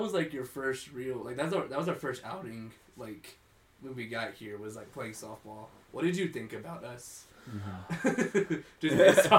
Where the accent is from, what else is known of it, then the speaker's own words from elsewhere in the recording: Texas, United States; I'm just from Texas.